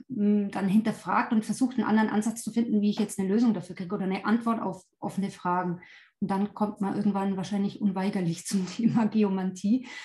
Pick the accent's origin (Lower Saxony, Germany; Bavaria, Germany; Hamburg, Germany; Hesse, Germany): Bavaria, Germany; now in Allgäu, Germany; also nicht gebürtig, ich bin aus Oberbayern, aber wohne schon die ganze Zeit äh, oder habe die meiste Zeit hier im Allgäu verbracht.